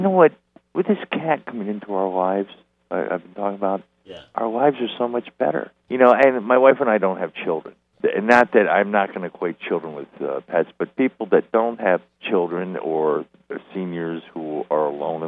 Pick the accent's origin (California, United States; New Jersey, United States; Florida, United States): Florida, United States; Miami; moved away; also born or lived in St. Louis, Missouri / New York; I was born in St. Louis, raised in Miami